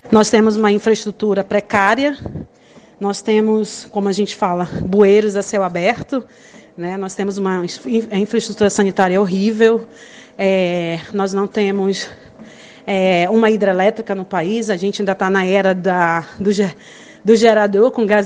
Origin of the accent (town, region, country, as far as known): Amazonas, Brazil; moved away as an adult; now in Guyana